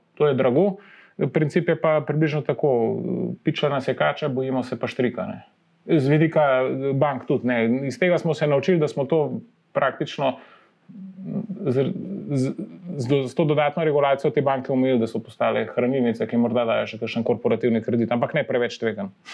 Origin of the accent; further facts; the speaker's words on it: Slovenia; Slovenci smo